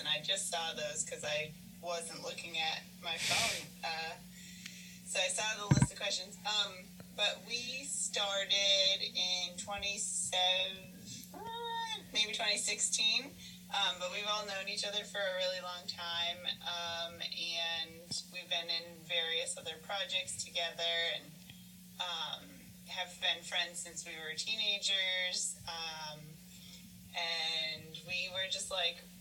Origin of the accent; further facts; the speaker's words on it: Western Massachusetts, United States; we're all from Western Mass originally, but now we live in Massachusetts and in Connecticut